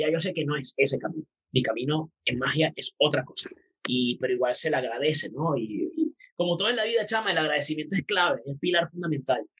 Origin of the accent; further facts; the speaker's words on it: Puerto Ordaz, Bolívar, Venezuela; also born or lived in Maracaibo; Yo soy de Puerto Ordaz, nací en Maracaibo, pero me crié en Puerto Ordaz.